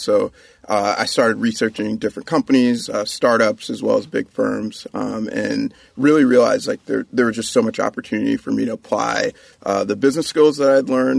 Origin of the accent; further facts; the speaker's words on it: Virginia, United States; born there; So I was born in Virginia. My dad was in the Air Force. We moved around a little bit.